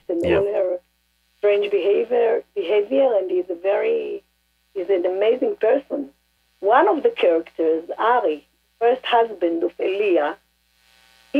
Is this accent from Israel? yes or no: yes; Israel; I was born in Israel, and I'm a generation in Israel